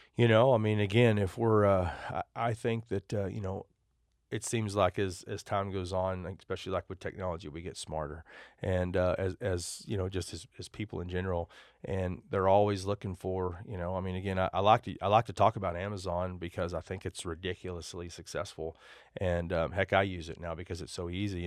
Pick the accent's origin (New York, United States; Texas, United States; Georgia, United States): Texas, United States; Amarillo; also born or lived in Dallas; I grew up in Amarillo, Texas